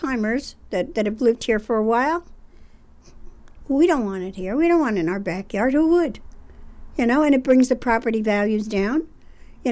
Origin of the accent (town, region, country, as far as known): Rensselaer, New York, United States; born or raised there